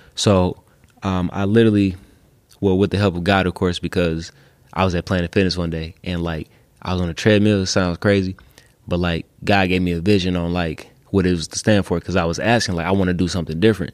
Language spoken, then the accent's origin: English; Detroit, Michigan, United States; west side of Detroit